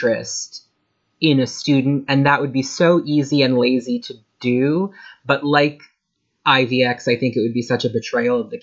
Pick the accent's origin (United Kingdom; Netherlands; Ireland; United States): Ireland; I am Irish